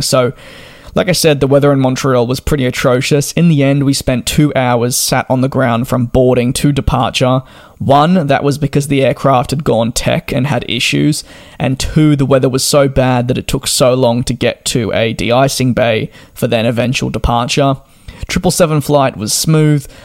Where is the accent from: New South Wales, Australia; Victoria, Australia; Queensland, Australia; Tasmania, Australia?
Victoria, Australia; Melbourne; moved away; also born or lived in London; I'm from Melbourne, and while we get four seasons in one day